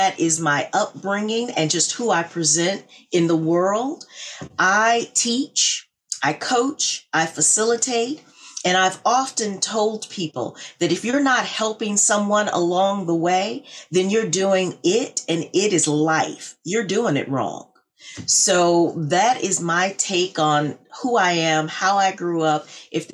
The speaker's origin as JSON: {"language": "English", "town": "Little Rock", "region": "Arkansas", "country": "United States", "tie": "born or raised there", "also_born_or_lived": "Purdue University, Indiana", "moved": "as an adult", "lives_now": "Danbury, Connecticut, United States", "said": "growing up in Little Rock, Arkansas"}